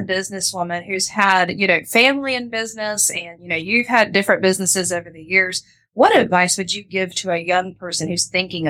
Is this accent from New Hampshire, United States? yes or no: no; Panama City, Florida, United States; I remember being a teenager growing up in St. Andrews